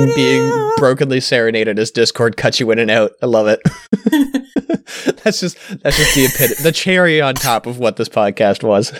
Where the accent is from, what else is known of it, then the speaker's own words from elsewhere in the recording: Canada; I'm Canadian